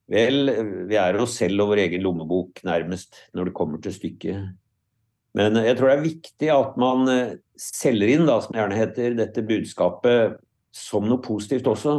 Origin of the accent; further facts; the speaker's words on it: Lillehammer, Innlandet, Norway; jeg er jo sjøl fra Lillehammer, så jeg har jo fulgt og tilbrakte mye av min oppvekst i Lågendeltaet